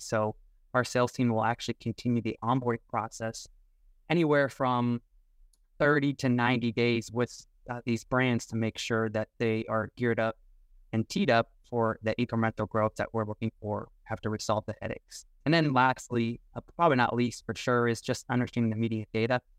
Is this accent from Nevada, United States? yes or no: no; Tucson, Arizona, United States; also born or lived in southern Indiana; now in Indiana, United States; I currently live in southern Indiana now, uh, but I grew up in Tucson, Arizona